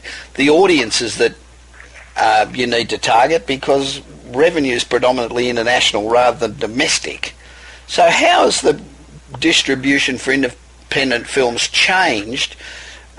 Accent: Australia; moved away as an adult; I'm an Aussie

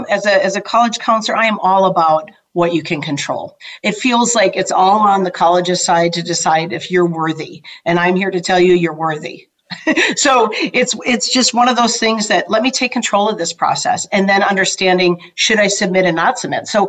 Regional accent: Midwest, United States; I just took the ACT. I was from the Midwest

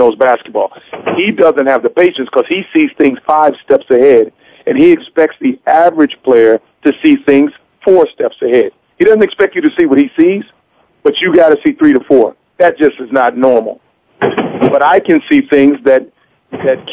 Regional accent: Michigan, United States; I grew up in Michigan

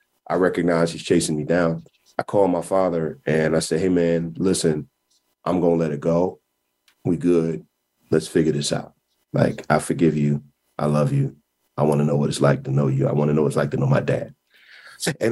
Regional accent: Kansas City, Missouri, United States; I was born in Kansas City, Missouri

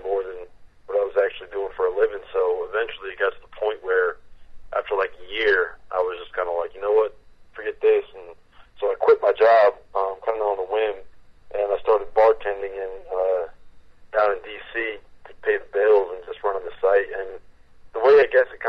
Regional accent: Connecticut, United States; I'm from Connecticut, so I kind of, you know, grew up on the Big East

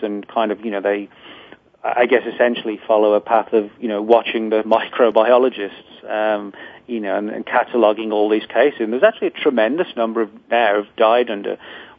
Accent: England, United Kingdom; Porton Down in England, where I'm from. Well, I should say from England

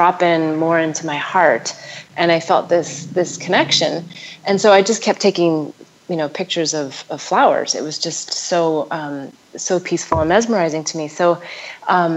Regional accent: North Dakota, United States; also born or lived in Denver / Nevada; now in Ubud, Indonesia; growing up in North Dakota

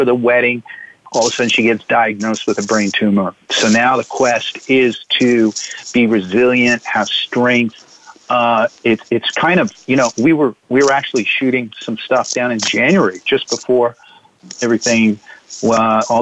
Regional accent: Virginia, United States; moved away as an adult; also born or lived in Arizona; I'm from Virginia

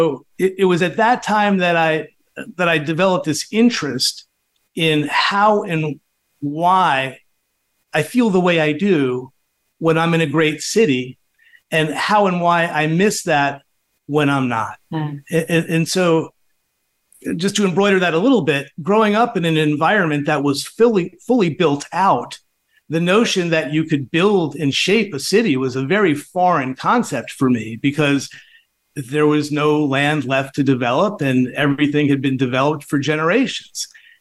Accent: Long Island, New York, United States; moved away as an adult; also born or lived in North Carolina; now in Miami, United States; growing up on Long Island

